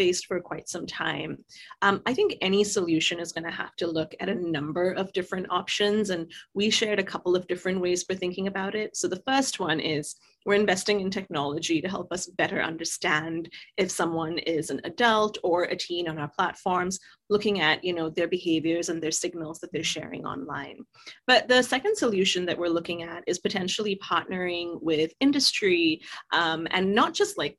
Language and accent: English; Singapore; moved away; I grew up in Singapore.